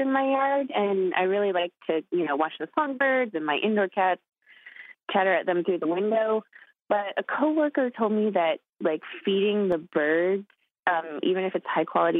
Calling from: Albuquerque, New Mexico, United States; I'm calling from Albuquerque, New Mexico.

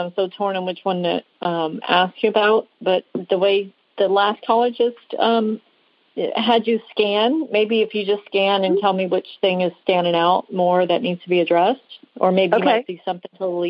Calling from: Pass Christian, Mississippi, United States; I'm in Pass Christian, Mississippi.

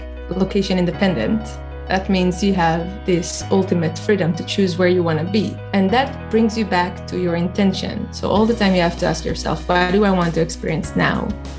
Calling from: Tel Aviv, Tel Aviv District, Israel; I'm calling from Tel Aviv today, Israel.

